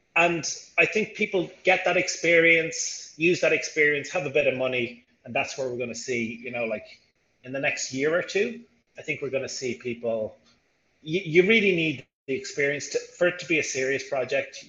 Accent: Ireland; moved away as an adult; now in Rio de Janeiro, Brazil; I'm originally from Ireland, but I'm in Rio for, well, I'm in Brazil for 15 years.

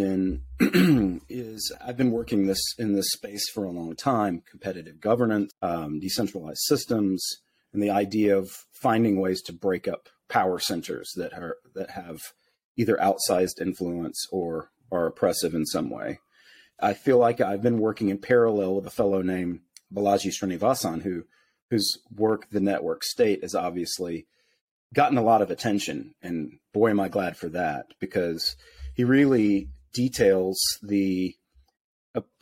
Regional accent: United States; growing up in the United States

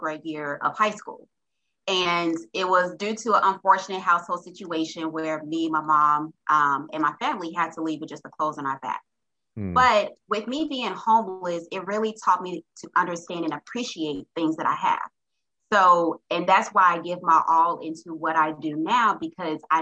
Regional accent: Little Rock, Arkansas, United States; I'm originally from Little Rock, Arkansas

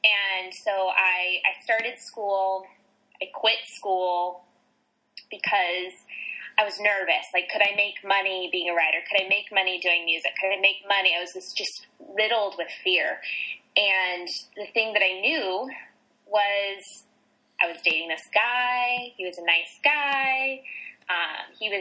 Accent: Las Vegas, Nevada, United States; born and raised in Las Vegas, Nevada, in the hot desert in the west coast of America

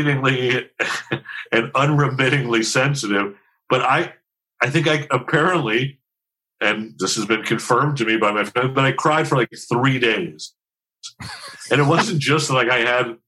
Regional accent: Los Angeles, California, United States; also born or lived in Encino, Los Angeles; we used to live in Van Nuys

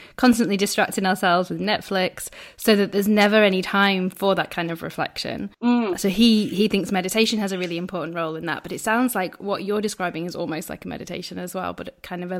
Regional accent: United Kingdom; Maybe it's because I'm very British.

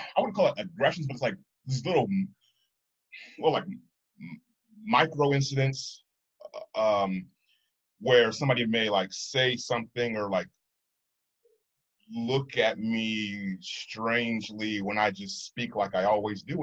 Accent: United States; culturally I'm 100% American

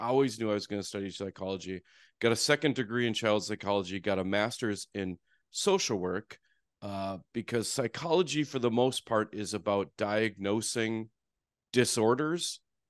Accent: Fargo, North Dakota, United States; You know, I grew up in Fargo.

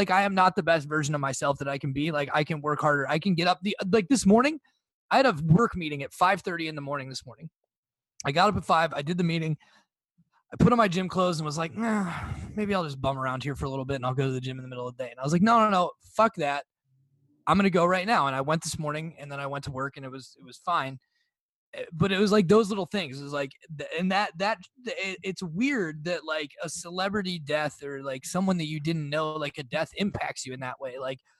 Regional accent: Iowa, United States; Despite the fact that we're from Iowa.

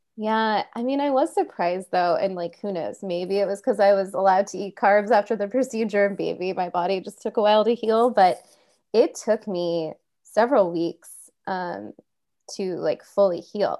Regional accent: Kansas, United States; I grew up in Kansas

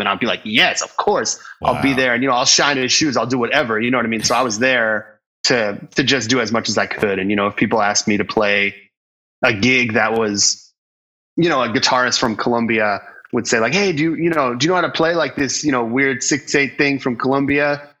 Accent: Simsbury, Connecticut, United States; also born or lived in New York City; from Simsbury. Grew up outside of Hartford. Um, lived in New York City until I was about eight

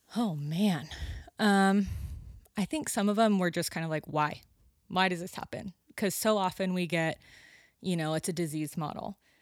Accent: Sonora, California, United States; moved away as an adult; now in Santa Cruz, United States; up by Yosemite. Yeah, Sonora

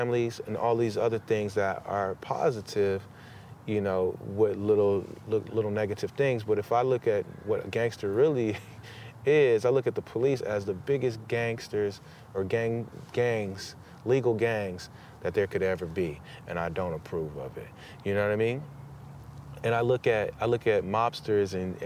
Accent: Los Angeles, California, United States; I'm from South Central and I grew up in that area

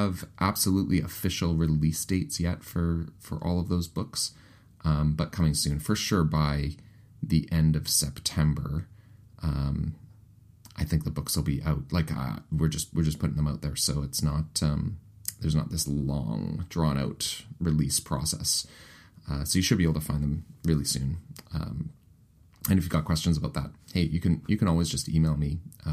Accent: Winnipeg, Manitoba, Canada; accent: Canadianisms; Ross and I are both actually from Winnipeg, but we're both Canadian.

